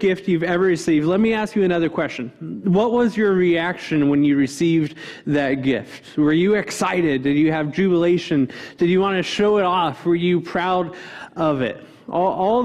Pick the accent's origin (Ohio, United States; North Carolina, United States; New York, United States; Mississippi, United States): Ohio, United States; Cincinnati; moved away as an adult; growing up in Cincinnati